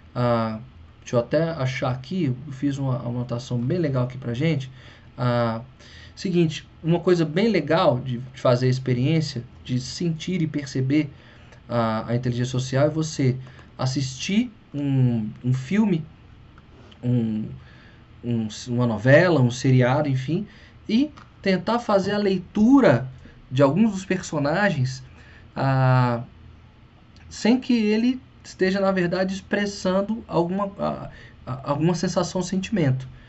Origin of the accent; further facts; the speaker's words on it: Brazil; first language Portuguese; para nós brasileiros é a língua mãe